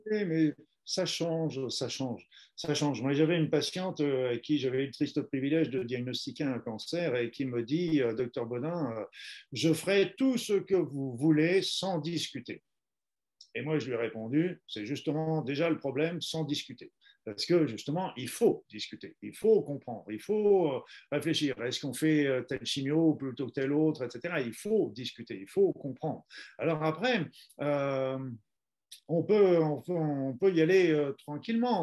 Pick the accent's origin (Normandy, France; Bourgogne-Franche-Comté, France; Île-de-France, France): Normandy, France; je suis normand d'origine